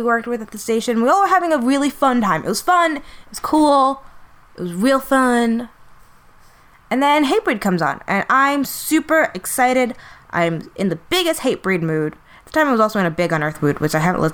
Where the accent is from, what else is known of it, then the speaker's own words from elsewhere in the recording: New York City, New York, United States; we're in New York City. This is my hometown.